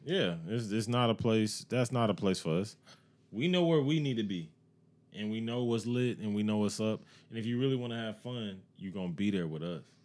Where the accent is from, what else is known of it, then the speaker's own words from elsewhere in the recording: Evans, Georgia, United States; I grew up in Evans